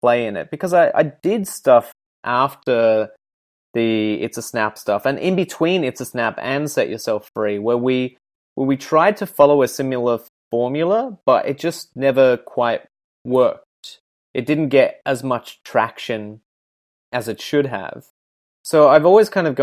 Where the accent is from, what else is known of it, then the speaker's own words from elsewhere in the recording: Ireland; now in Perth, Australia; I'm one of two, and we're both Irish